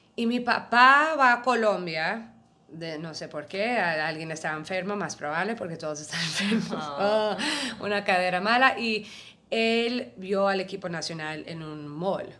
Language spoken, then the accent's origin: Spanish; New York, United States; yo soy neoyorquina